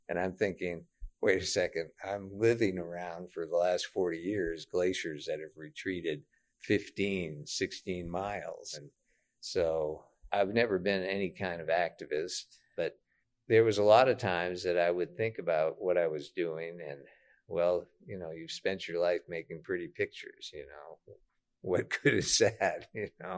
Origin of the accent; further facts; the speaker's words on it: Maine, United States; moved away as an adult; now in Cordova, United States; I grew up in Maine.